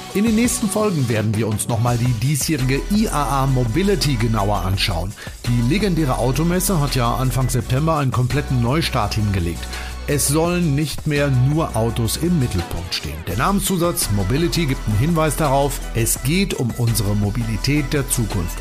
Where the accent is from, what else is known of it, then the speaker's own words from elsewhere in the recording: Detmold, North Rhine-Westphalia, Germany; Also ich komme ja aus Detmold